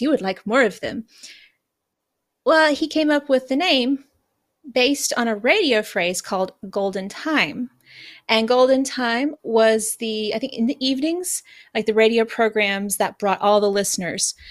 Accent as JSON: {"language": "English", "country": "United States", "moved": "yes", "lives_now": "Japan", "said": "as an American"}